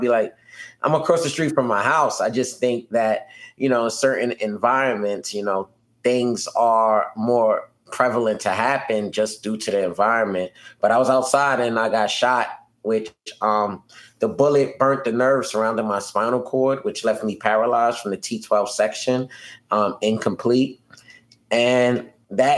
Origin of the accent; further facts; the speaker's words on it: New York City, New York, United States; I'm born and raised in Brooklyn, New York